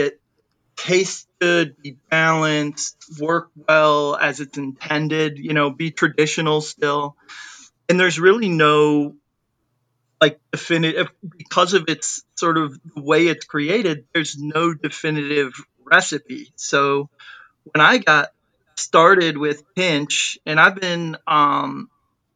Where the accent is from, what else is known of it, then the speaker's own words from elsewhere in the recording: United States; I'm like an American guy